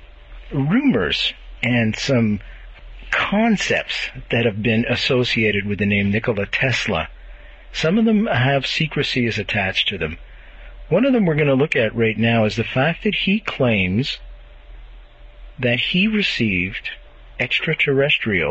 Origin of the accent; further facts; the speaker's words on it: Montreal, Quebec, Canada; moved away; my hometown of Montreal